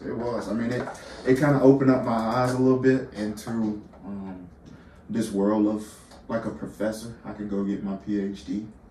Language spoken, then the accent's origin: English; LaGrange, Georgia, United States; I'm originally from LaGrange, Georgia. So about an hour south of Atlanta.